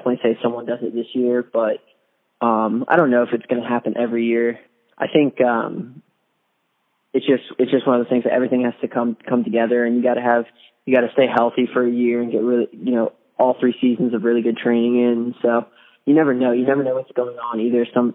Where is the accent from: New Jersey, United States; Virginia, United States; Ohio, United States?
Virginia, United States; I'm from Virginia